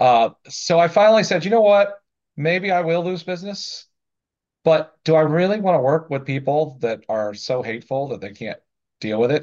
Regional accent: the South, United States; I grew up in the South in a very conservative area

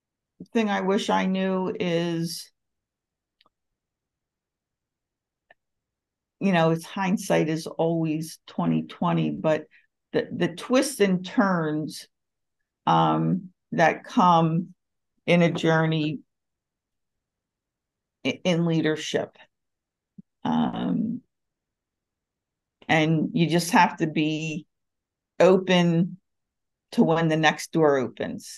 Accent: Philadelphia, Pennsylvania, United States; moved away as an adult; now in Atlanta, United States; I was born and raised in Philadelphia, had spent all my life there.

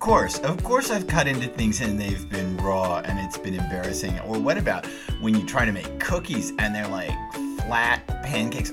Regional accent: the South, United States; I grew up in the South

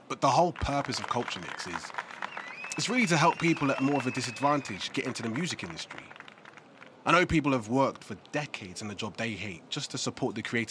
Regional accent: Reading, South East England, United Kingdom; I grew up on Wayland Street, right there, so this is my road, you know. And I'm really proud to be able to give something back because it's something to be proud of, being from around here. I'm not from Reading, I'm from the Oxford Road.

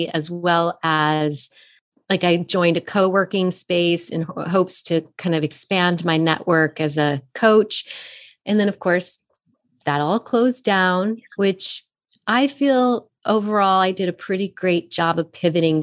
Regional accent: Fort Collins, Colorado, United States; moved away as an adult; also born or lived in San Francisco; I took acting classes at this little studio where I grew up in Fort Collins, Colorado.

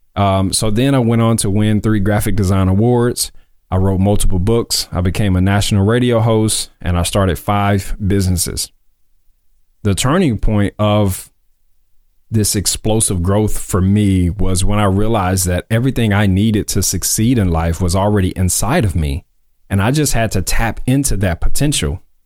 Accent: Mississippi, United States; moved away as an adult; also born or lived in Columbus, Mississippi / Tupelo, Mississippi; now in Dallas, United States; I was born in Mississippi. I'm originally from Mississippi, from the Sip. Um, and I was born in Columbus. I moved to Tupelo, Mississippi when I was in middle school.

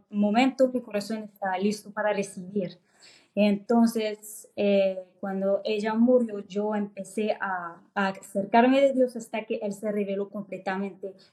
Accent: France; born there; Spanish is a second language; yo nací en Francia, entonces

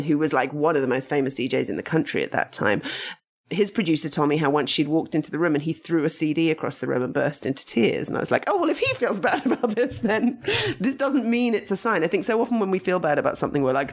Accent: United Kingdom; I'm British and we're very much, even though my family were Russian, the kind of, my mum had grown up in England and my grandpa who brought me up also was very British

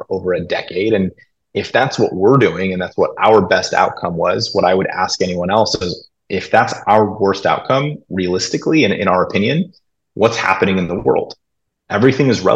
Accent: Los Angeles, California, United States; I grew up in Los Angeles, huge Laker fan.

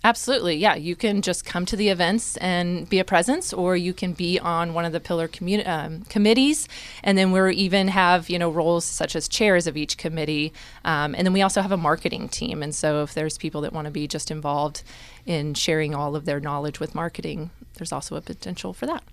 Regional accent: Topeka, Kansas, United States; also born or lived in Ellsworth, Kansas; now in Manhattan, Kansas, United States; originally from Topeka, but spent a good chunk of some time out in Ellsworth, Kansas

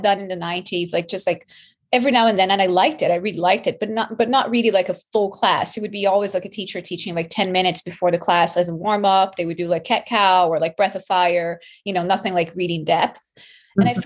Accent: Brazil; moved away as an adult; also born or lived in New York; now in Canada; I'm from Brazil

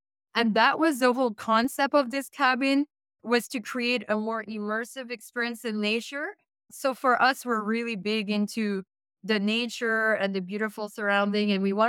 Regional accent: Canada; You would think, being a Canadian, right? Like us Canadians.

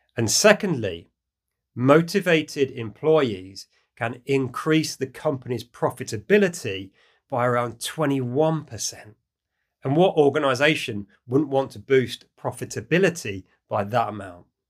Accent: United Kingdom; in the UK, my home country

